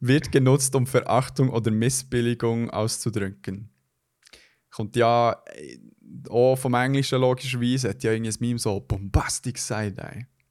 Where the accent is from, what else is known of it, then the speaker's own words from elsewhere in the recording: Switzerland; bei uns in der Schweiz